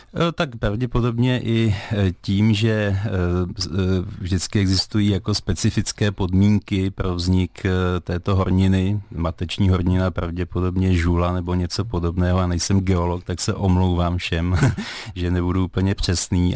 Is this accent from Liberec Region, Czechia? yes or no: no; Skalná, Karlovy Vary Region, Czechia; pocházím ze Skalné, která se jmenovala dříve Vilčtejn